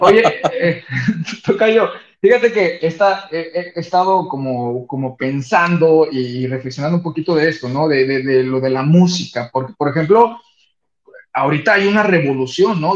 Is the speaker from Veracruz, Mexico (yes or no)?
yes; Veracruz, Mexico; soy jarocho y me voy a los fandangos